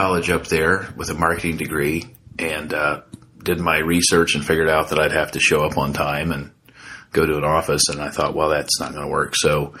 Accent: Ohio, United States; also born or lived in Warsaw, Indiana; And then I moved over to Ohio and grew up there.

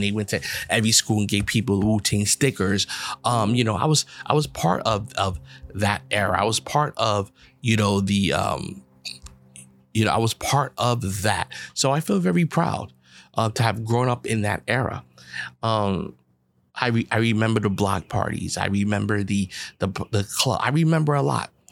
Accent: New York City, New York, United States; I grew up in the Bronx, New York.

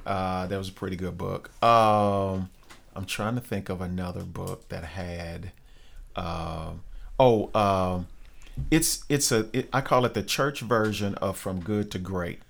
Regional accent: North Little Rock, Arkansas, United States; I grew up in Glenview, which is a, a suburb of Rose

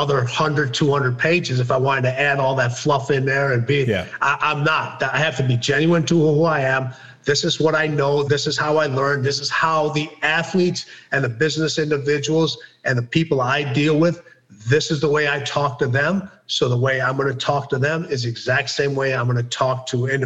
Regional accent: Wolverhampton, West Midlands, United Kingdom; I was born in Wolverhampton, England.

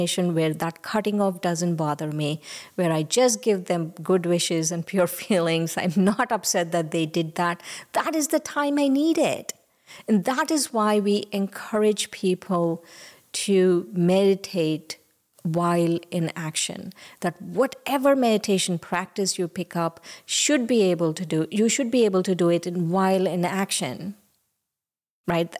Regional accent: India; now in United States; when I was growing up in India, we went to yoga

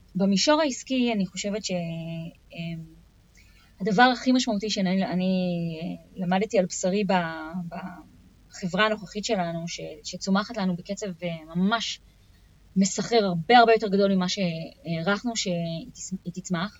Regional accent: Israel; מוטבע בתרבות שלנו כישראלים

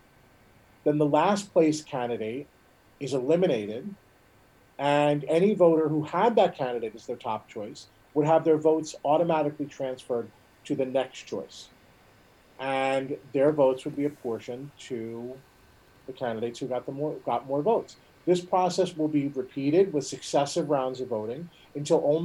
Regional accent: Vineland, New Jersey, United States; Vineland, my hometown

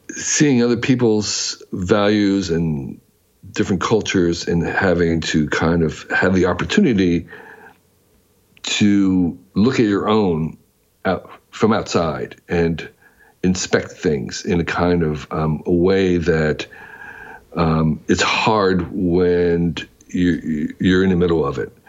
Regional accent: New Jersey, United States; moved away as an adult; I grew up in New Jersey

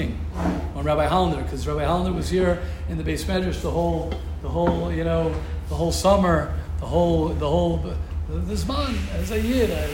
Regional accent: United States; moved away; I come from America.

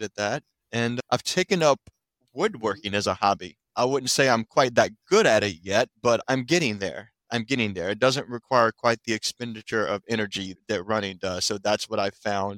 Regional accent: Virginia, United States; also born or lived in Washington, District of Columbia, United States / Philadelphia; now in DC metro area, United States; I grew up in Virginia originally, lived in DC for a bit, moved to Philadelphia, lived there for about 6 or so years

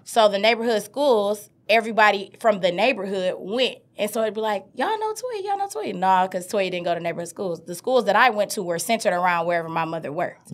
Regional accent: Detroit, Michigan, United States; I grew up on the east side of Detroit, Seven Mile and Miles, Seven Mile and Van Dyke

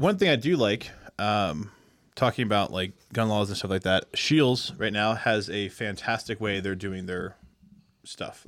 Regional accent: Pennsylvania, United States; I'm from Pennsylvania

